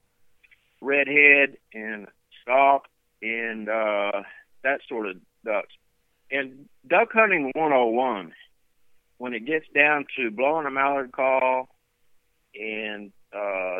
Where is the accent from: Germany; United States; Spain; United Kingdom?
United States; South Louisiana; moved away as an adult; now in Lake Livingston, United States; I grew up in South Louisiana duck hunting all my life